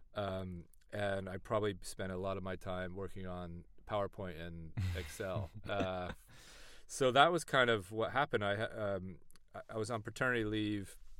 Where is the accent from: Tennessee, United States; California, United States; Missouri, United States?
California, United States; East Bay; moved away as an adult; now in London, United Kingdom; from the East Bay, California